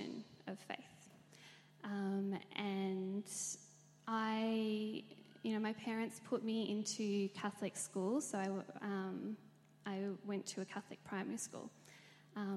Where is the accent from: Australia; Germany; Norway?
Australia; Melbourne, Victoria; I was born and raised in Melbourne. I grew up in Wantirna.